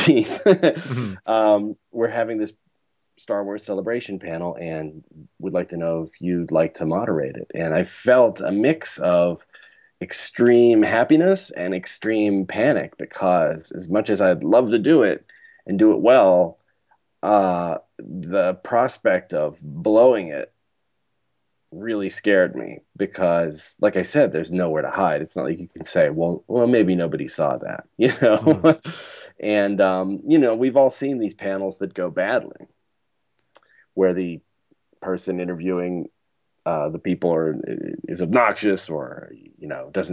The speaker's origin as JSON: {"language": "English", "town": "Pittsburgh", "region": "Pennsylvania", "country": "United States", "tie": "born or raised there", "moved": "yes", "said": "going back to my hometown, Pittsburgh, seeing my family"}